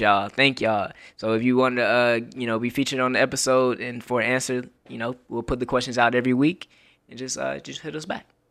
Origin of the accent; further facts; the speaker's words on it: Florida, United States; I'm from Florida